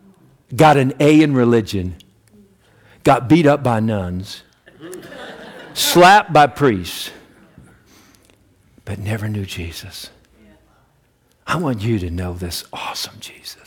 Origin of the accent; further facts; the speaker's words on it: United States; I'm an American